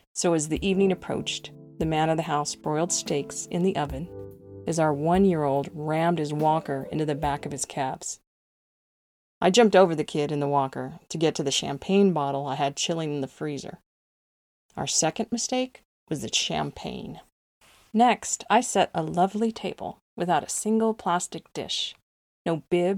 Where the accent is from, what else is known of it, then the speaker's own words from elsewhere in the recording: El Paso, Texas, United States; moved away as an adult; now in Central Texas, United States; I grew up in El Paso, Texas, and now live in Central Texas